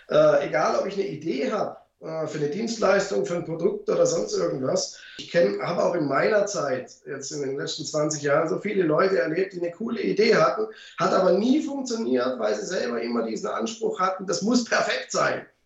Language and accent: German; Baden-Württemberg, Germany; ich komme ja {S1} aus dem Schwabeländle und da spart man ja gern.